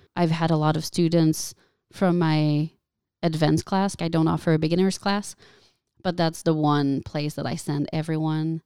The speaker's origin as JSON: {"language": "English", "region": "Quebec", "country": "Canada", "first_language": "French", "second_language": "English", "moved": "yes", "lives_now": "United States", "said": "I'm not French, French. I'm French Canadian"}